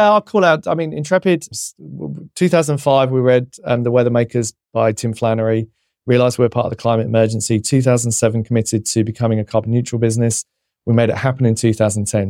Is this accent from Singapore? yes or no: no; England, United Kingdom; being English